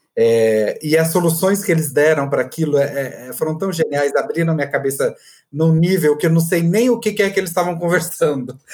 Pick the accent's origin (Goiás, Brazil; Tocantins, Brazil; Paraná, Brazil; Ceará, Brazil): Goiás, Brazil; accent: goiano; eu adoro o sotaque de mineiro, que é bem parecido com o meu, inclusive, de goiano